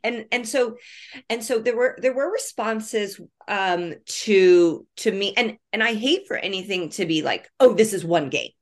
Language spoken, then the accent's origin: English; Indianapolis, Indiana, United States; I'm born and raised in Indianapolis